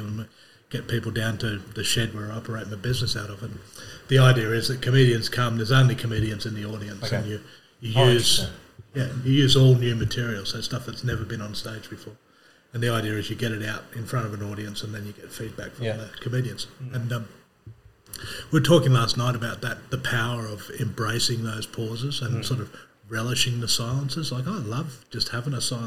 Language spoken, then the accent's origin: English; Sydney, New South Wales, Australia; moved away as an adult; also born or lived in Scotland; now in Lennox Head, Australia; I grew up in Sydney, and then I lived overseas for 10 years.